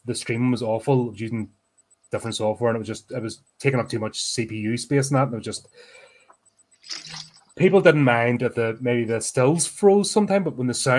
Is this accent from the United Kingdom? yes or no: yes; United Kingdom